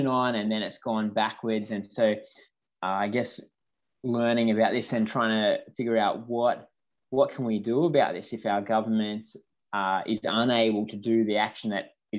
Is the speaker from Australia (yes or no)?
yes; Mudgee, New South Wales, Australia; I grew up in Mudgee in Central West New South Wales